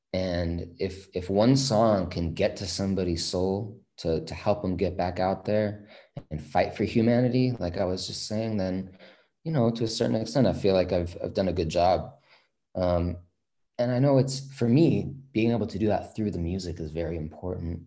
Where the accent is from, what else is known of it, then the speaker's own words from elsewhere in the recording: San Francisco, California, United States; growing up in the Bay Area, San Francisco specifically